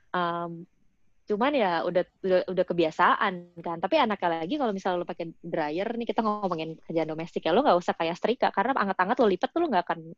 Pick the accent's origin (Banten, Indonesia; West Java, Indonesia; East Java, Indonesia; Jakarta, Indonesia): Jakarta, Indonesia; now in Canada; karena gue kan dari kecil emang gue lahir gede di Jakarta ya.